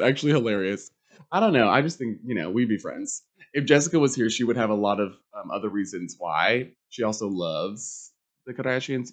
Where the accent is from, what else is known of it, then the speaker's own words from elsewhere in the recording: Charlotte, North Carolina, United States; I grew up in Charlotte, Mecklenburg County